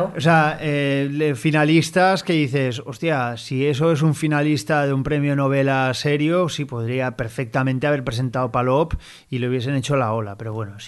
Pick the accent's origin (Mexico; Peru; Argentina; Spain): Spain; Barcelona, Catalonia; yo como barcelonés